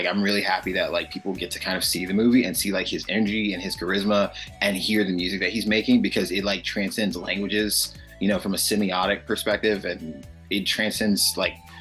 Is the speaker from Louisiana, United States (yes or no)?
yes; New Orleans, Louisiana, United States; growing up in New Orleans